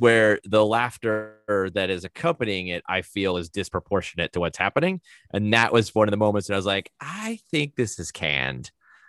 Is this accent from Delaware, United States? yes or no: yes; Wilmington, Delaware, United States; Mostly. I was born in Wilmington, Delaware. At the age of one, I moved to Wilmington, North Carolina.